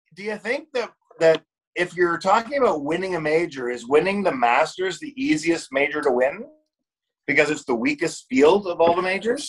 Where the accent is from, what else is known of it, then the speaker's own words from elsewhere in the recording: Canada; as Canadian as a as a person who is in sales his whole life